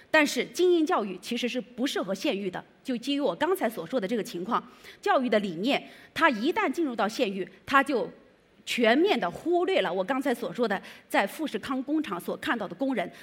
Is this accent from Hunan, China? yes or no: yes; Changsha, Hunan, China; moved away as an adult; now in Beijing, China; 我呢是那个来自湖南省长沙县第六中学，我的高中是在这儿读的